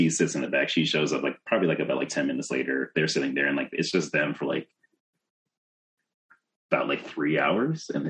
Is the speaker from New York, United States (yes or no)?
yes; New York, United States; I'm from New York